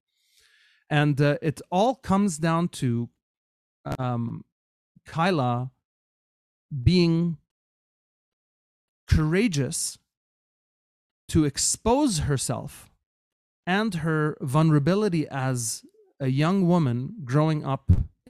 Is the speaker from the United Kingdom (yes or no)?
no; Kuwait; moved away as an adult; now in Canada; I grew up in Kuwait, but when I moved to Canada as a young student going to a North American university